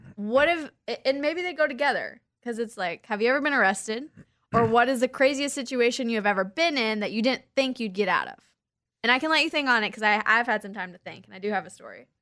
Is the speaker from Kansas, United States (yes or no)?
yes; Kansas, United States; I grew up in Kansas